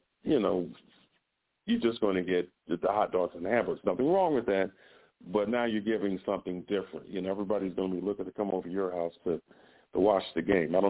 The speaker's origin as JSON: {"language": "English", "town": "Chicago", "region": "Illinois", "country": "United States", "tie": "born or raised there", "said": "the neighborhood I grew up in Chicago was around it was a Greek influence"}